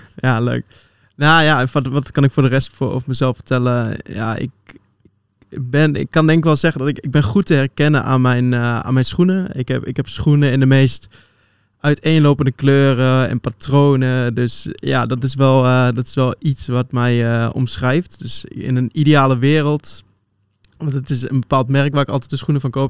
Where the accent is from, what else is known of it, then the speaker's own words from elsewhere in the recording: Twente, Overijssel, Netherlands; moved away as an adult; now in Utrecht, Netherlands; oorspronkelijk kom ik uit Twente, geboren en getogen